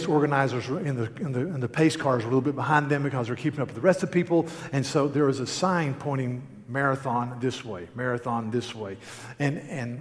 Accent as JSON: {"language": "English", "region": "North Carolina", "country": "United States", "said": "I'm from North Carolina."}